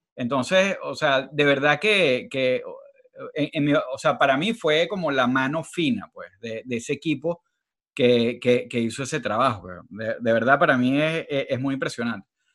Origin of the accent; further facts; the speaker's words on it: Venezuela; somos venezolanos